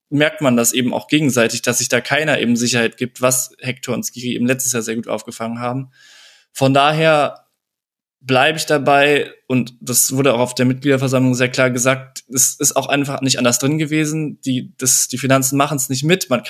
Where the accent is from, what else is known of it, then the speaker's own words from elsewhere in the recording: Cologne, North Rhine-Westphalia, Germany; Auch den kennt man ja als Kölner so ein bisschen besser.